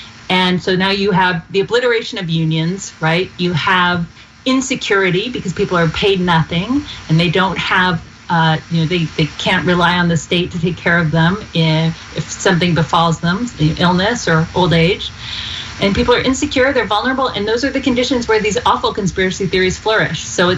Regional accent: Georgia, United States; Even though we're both from Georgia.

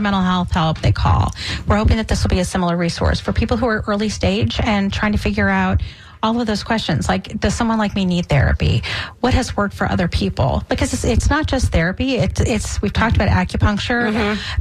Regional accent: Boston, Massachusetts, United States; also born or lived in New England; now in Tampa Bay, United States; I'm, I'm from Boston my, myself

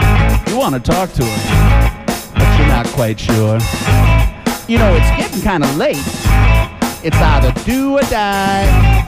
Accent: Flint, Michigan, United States; my father comes from Florence, Alabama, you know, so I stayed tight with the family down there. But I was born and raised up in Flint, outside of Detroit.

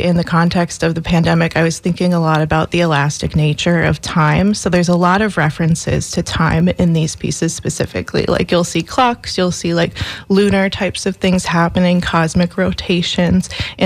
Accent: Minnesota, United States; moved away as an adult; now in Florida, United States; I'm originally from Minnesota

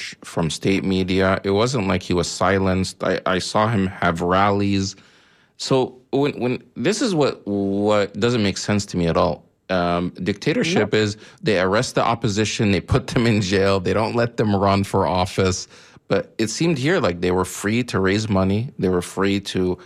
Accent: Egypt; moved away; I'm originally from Egypt

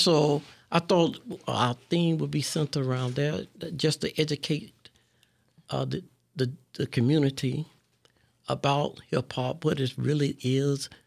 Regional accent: West Palm Beach, Florida, United States; now in Tampa, United States; I grew up in West Palm.

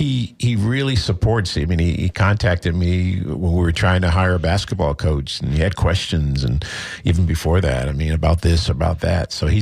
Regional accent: Port Chester, New York, United States; Anthony is actually from my hometown

